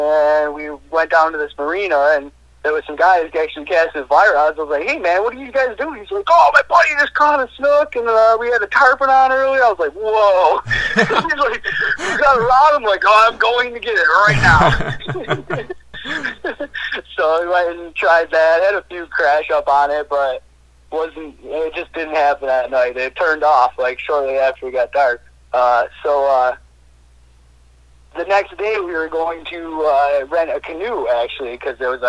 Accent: Buffalo, New York, United States; I'm from Buffalo, New York, just south of Buffalo

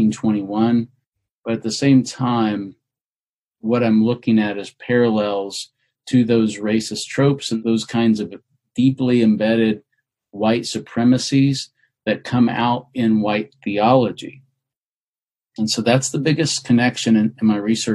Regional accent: Oklahoma, United States; I grew up in Oklahoma

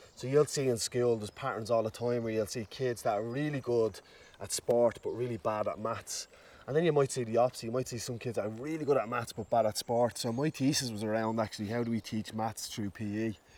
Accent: Dublin, Leinster, Ireland; growing up in Ballymun made me learn so much.

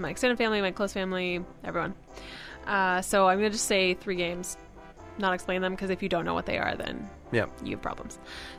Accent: Perth East, Ontario, Canada; So, Perth County also is my home county. I'm from Perth East, which is in Perth County.

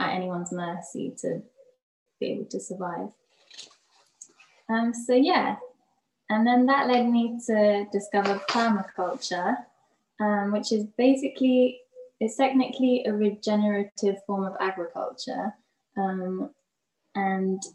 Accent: London, United Kingdom; growing up in London, in like different areas

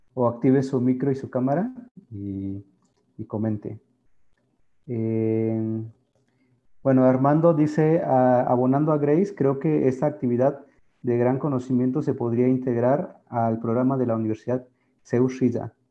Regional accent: Sierra Juárez, Oaxaca, Mexico; Somos un, sector muy específico en la Sierra Juárez y estamos muy definidos geográficamente y lingüísticamente también.

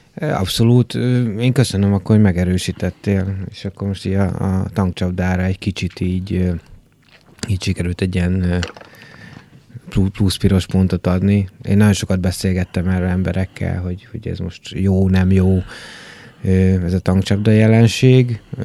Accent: Debrecen, Hajdú-Bihar, Hungary; moved away; én Debrecenből érkeztem, ö, ugye nagyjából 90-es évek elején ö, voltam ilyen kis kamasz

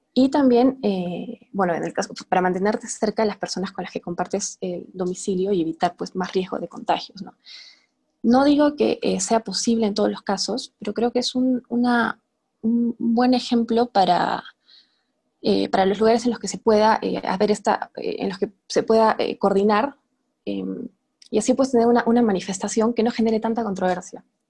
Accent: Arequipa, Peru; Yo soy de Arequipa

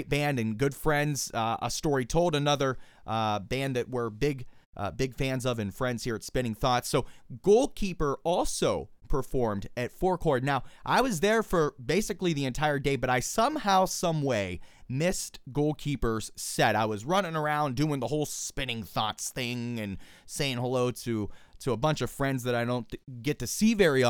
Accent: Pittsburgh, Pennsylvania, United States; my hometown of Pittsburgh, Pennsylvania

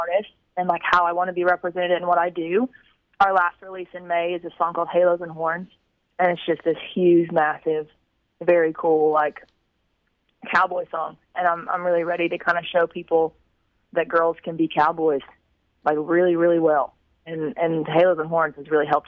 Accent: Tulsa, Oklahoma, United States; moved away as an adult; now in Nashville, United States; I grew up just outside of Tulsa

